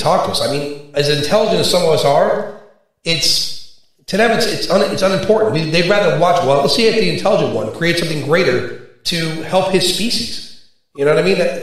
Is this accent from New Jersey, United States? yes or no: no; New York City, New York, United States; I grew up in Brooklyn